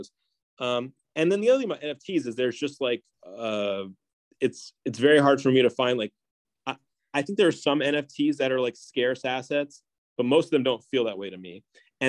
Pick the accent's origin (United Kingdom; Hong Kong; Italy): Hong Kong; I grew up in Hong Kong where there's a lot of people from Philippines working there